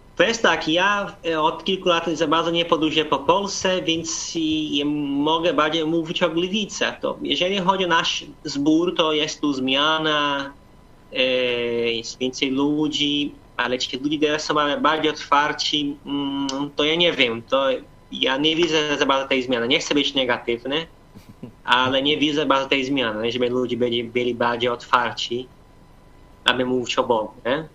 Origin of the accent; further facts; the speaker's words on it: Brazil; now in Poland; 4000 albo 5000 to jest u nas duży kościół